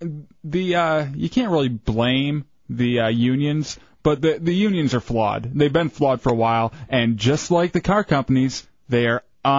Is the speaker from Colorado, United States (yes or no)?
no; Fowlerville, Michigan, United States; now in Orlando, United States; In my hometown, Fowlerville, where I grew up, there were no black people. I think one or two Spanish people. Very, very little diversity in Fowlerville, Michigan. It's grown a little bit since I left.